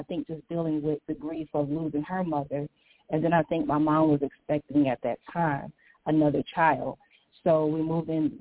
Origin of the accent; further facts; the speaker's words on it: St. Petersburg, Florida, United States; now in Chicago, United States; I grew up in St. Petersburg, Florida